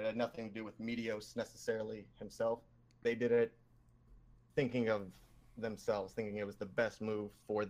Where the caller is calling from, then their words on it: Toledo, Ohio, United States; Toledo, Ohio.